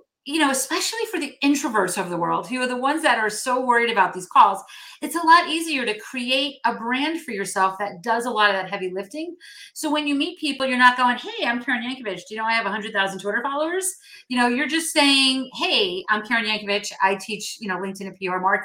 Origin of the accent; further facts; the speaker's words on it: New Jersey, United States; moved away as an adult; I grew up in North Jersey and I recently moved back to North Jersey